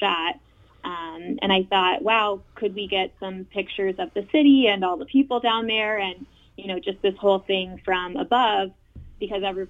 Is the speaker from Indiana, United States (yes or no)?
yes; Indianapolis, Indiana, United States; moved away as an adult; now in Cleveland, United States; I'm from Indianapolis